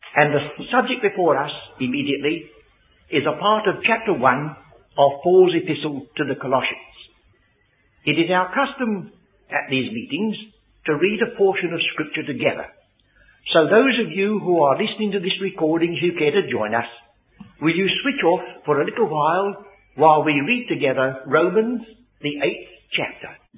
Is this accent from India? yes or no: no; England, United Kingdom; born English people